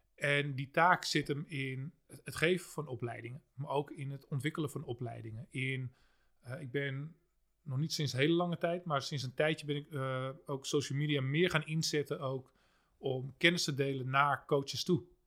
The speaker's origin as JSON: {"language": "Dutch", "town": "Haarlem", "region": "North Holland", "country": "Netherlands", "said": "ik kom zelf uit Haarlem-Noord"}